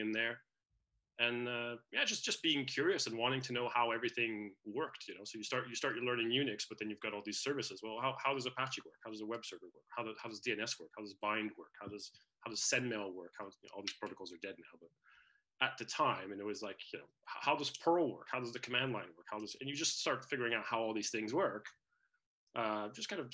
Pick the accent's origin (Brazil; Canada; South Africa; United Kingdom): Canada; moved away; also born or lived in Netherlands / United States; I was born in the Netherlands. I grew up in Canada, but for a couple of years, I went back to live with my father there